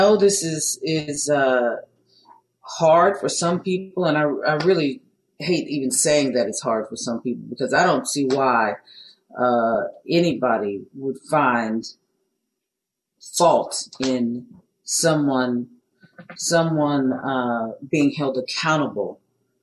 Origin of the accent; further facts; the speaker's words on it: Beaumont, Texas, United States; I'm from Beaumont, Texas